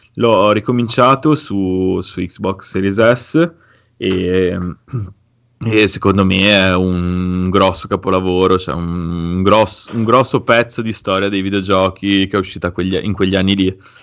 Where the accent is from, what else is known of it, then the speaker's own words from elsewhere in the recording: Liguria, Italy; sono ligure